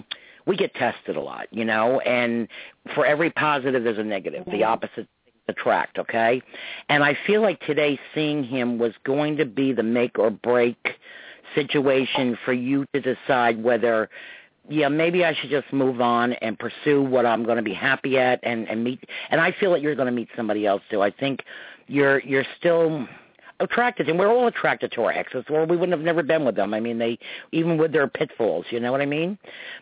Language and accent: English; New York, United States; we grew up in New York and Westchester, yeah. 30 miles north of the city.